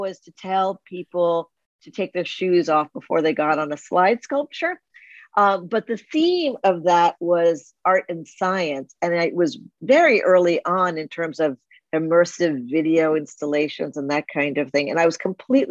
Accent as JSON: {"language": "English", "region": "New Jersey", "country": "United States", "tie": "born or raised there", "said": "I grew up in New Jersey"}